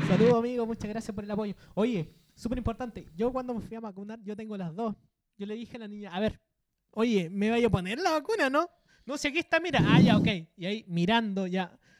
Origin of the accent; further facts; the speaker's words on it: Chile; los chilenos que estamos todos los días movilizándonos